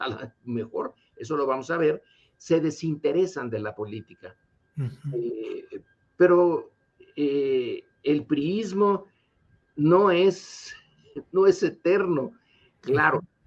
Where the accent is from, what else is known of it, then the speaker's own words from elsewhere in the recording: Mexico; nosotros como mexicanos